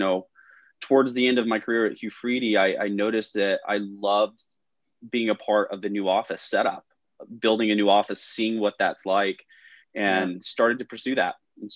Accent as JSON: {"language": "English", "town": "Nashville", "region": "Tennessee", "country": "United States", "tie": "born or raised there", "also_born_or_lived": "Chicago / Charleston, South Carolina / Southern California", "moved": "as an adult", "said": "born and raised in Nashville, Tennessee"}